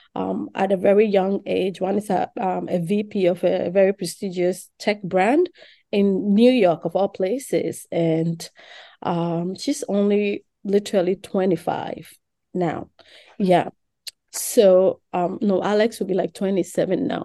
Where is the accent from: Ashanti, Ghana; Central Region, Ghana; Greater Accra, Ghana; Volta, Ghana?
Greater Accra, Ghana; Accra; moved away; I grew up in Ghana, Accra, Ghana, West Africa